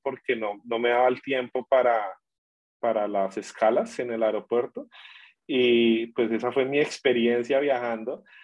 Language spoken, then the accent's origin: Spanish; Villavicencio, Meta, Colombia; moved away as an adult; also born or lived in Bogotá, Colombia; now in Darwin, Australia; yo vengo de Villavicencio, donde hace calor todo el tiempo